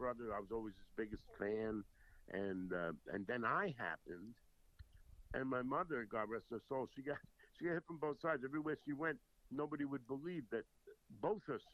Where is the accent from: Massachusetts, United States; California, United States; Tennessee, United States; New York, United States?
New York, United States; North Babylon; also born or lived in Jersey City, New Jersey; I was born in Jersey City. And in 1954, we moved, when I was 7, we moved out to Long Island.